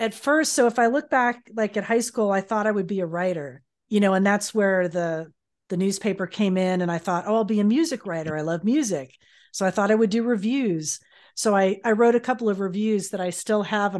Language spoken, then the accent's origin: English; Miami, Florida, United States; moved away; I did that luckily in my hometown for a while